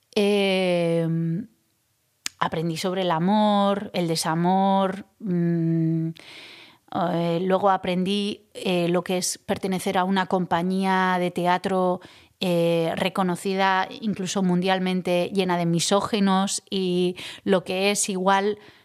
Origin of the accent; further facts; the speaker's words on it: Zestoa, Basque Country, Spain; mi infancia en Cestoa